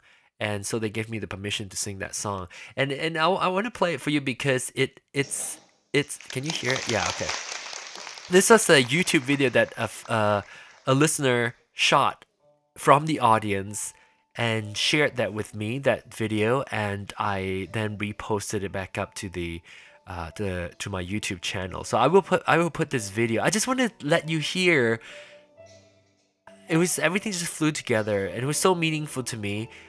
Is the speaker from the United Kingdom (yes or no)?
no; Penang, Malaysia; that is where I was born, where I was growing. I grew up in Penang.